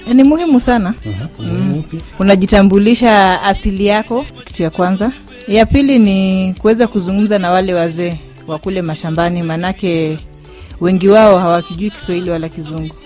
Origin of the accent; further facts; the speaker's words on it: Siaya, Siaya County, Kenya; first language Luo; Swahili is a second language; mi ni mjaluo kutoka Siaya